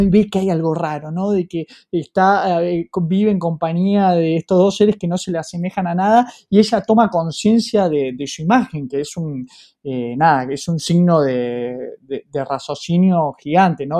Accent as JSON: {"language": "Spanish", "country": "Argentina", "said": "Nosotros como argentinos, con la historia que llevamos a cuestas"}